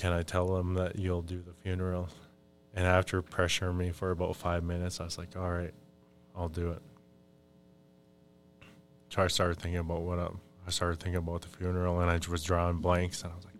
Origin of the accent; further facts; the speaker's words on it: Mille Lacs, Minnesota, United States; I'm from Mille Lacs too.